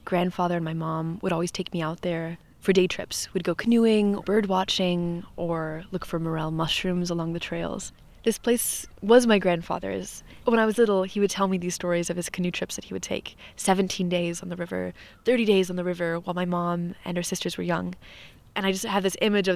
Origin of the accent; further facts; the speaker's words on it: Missouri, United States; I'm from Missouri